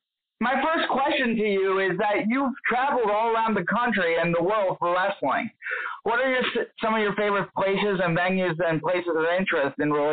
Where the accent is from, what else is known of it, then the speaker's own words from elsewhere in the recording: Philadelphia, Pennsylvania, United States; So I am from Philadelphia, personally. I'm a 23-year-old myself.